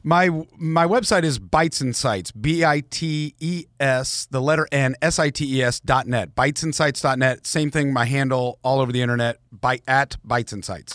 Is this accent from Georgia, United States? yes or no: yes; Marietta, Georgia, United States; I grew up in Marietta